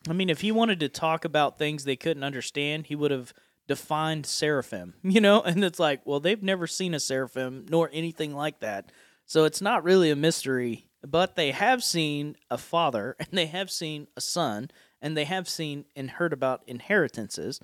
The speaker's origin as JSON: {"language": "English", "region": "Appalachia", "country": "United States", "accent": "Appalachian", "said": "my Appalachian accent"}